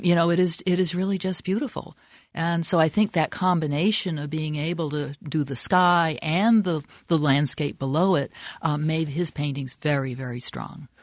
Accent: the East, East Coast, United States; moved away as an adult; now in Arizona, United States; I'm from the East

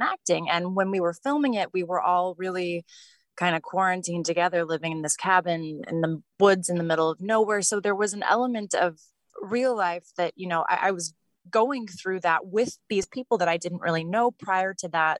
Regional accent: the Valley, Arizona, United States; moved away as an adult; now in Los Angeles, United States; I grew up in the Valley, actually. I lived there and, you know, went to high school and college and then moved here.

